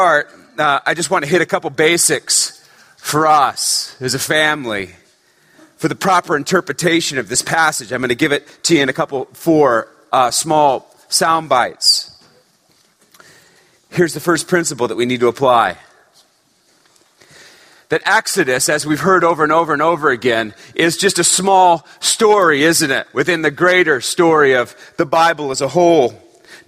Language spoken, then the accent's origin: English; Northern California, United States; I grew up in Northern California